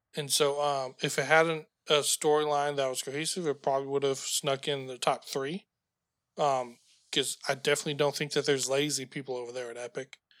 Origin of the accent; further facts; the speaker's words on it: United States; being an American